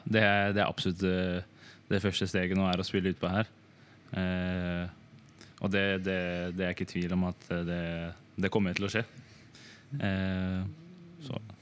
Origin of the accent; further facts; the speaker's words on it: Drammen, Buskerud, Norway; jeg er fra Drammen